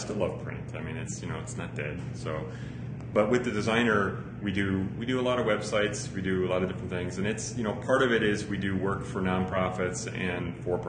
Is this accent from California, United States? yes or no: no; Chicago, Illinois, United States; I grew up in Chicago